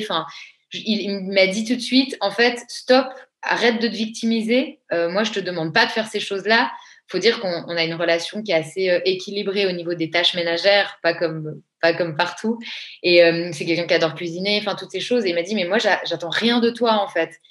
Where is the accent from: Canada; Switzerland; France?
Switzerland; Je suis une vraie Suisse bien fiable